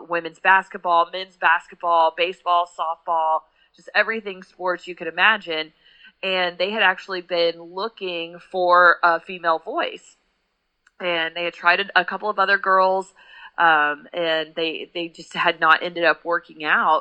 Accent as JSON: {"language": "English", "town": "Pasadena", "region": "Texas", "country": "United States", "tie": "born or raised there", "moved": "as an adult", "lives_now": "Knoxville, United States", "said": "I'm actually from Pasadena. But anytime I say that, people automatically think California. But no, right outside of Houston"}